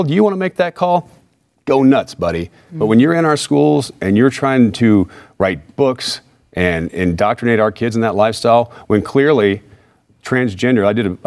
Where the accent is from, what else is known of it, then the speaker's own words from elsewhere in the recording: White Settlement, Texas, United States; I grew up down the street here in Fort Worth, Texas, in a little town area called White Settlement